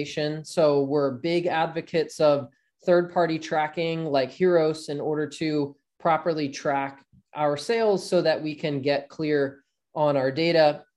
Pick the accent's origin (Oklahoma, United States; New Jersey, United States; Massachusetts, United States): New Jersey, United States; South Jersey near Philadelphia; I grew up in South Jersey near Philadelphia and grew up playing ice hockey as a kid